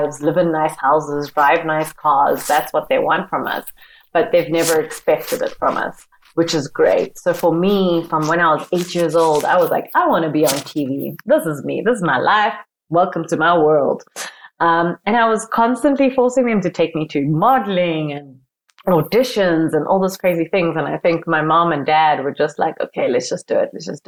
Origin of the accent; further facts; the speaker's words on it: Johannesburg, Gauteng, South Africa; So born and bred in Johannesburg, South Africa, in Soweto, which is like a township, a very famous township in Johannesburg.